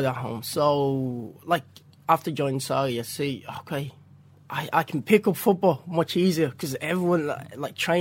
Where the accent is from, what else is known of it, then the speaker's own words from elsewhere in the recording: Nigeria; English is a second language; now in Ireland; I'm from Nigeria originally.